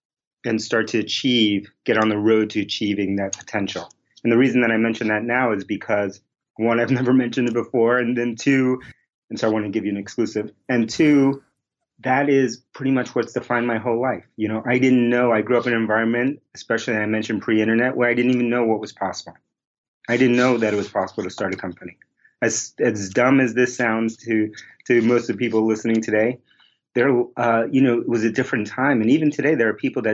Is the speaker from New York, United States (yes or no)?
yes; New York City, New York, United States; moved away as an adult; also born or lived in Bronx / Queens; now in Boston, United States; I grew up in New York City.